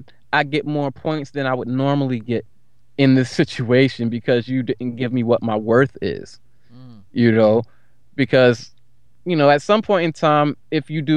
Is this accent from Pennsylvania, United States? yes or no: yes; Philadelphia, Pennsylvania, United States; I'm from Philly.